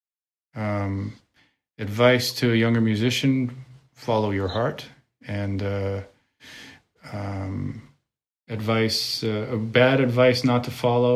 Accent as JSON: {"language": "English", "region": "Connecticut", "country": "United States", "tie": "born or raised there", "also_born_or_lived": "New York / Europe", "moved": "yes", "said": "when I grew up in Connecticut"}